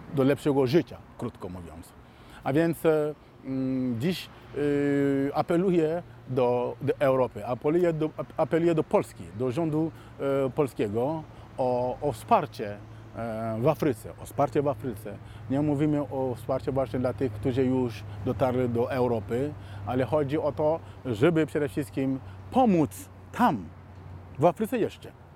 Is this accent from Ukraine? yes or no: no; Mali; moved away; also born or lived in Warsaw, Poland; pochodzę z Mali